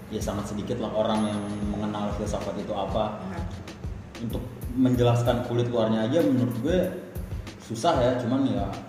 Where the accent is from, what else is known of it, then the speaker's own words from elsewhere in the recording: West Jakarta, Jakarta, Indonesia; gue berangkat dari salah satu SMA di Jakarta Barat